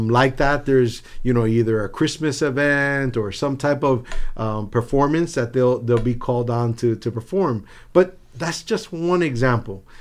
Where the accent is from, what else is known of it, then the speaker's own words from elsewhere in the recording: Miami, Florida, United States; also born or lived in New Jersey / Havana, Cuba; I grew up in South Florida, uh, by way of New Jersey.